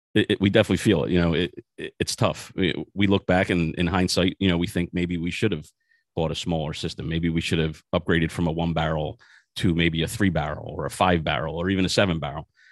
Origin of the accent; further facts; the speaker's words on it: Philadelphia, Pennsylvania, United States; moved away as an adult; now in New Jersey, United States; I was born and raised in South Philadelphia.